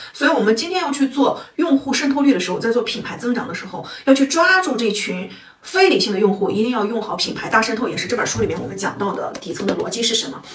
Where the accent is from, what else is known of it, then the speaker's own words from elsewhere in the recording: northern China, China; 我们北方人啊，我们西北人、东北人